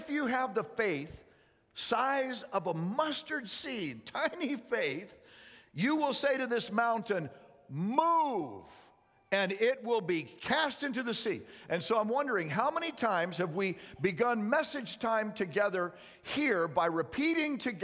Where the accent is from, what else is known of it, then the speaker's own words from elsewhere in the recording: Missouri, United States; I was born in Missouri.